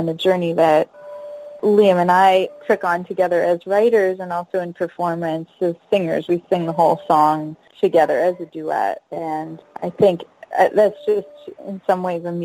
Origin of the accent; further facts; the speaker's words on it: United States; my identity as an American